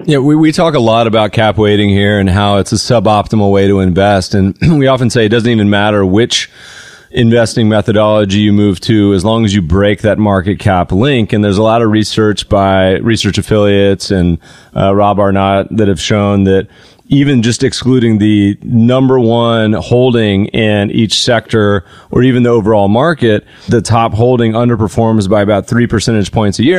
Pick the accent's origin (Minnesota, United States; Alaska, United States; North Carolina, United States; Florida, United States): North Carolina, United States; now in Los Angeles, United States; I grew up partially in North Carolina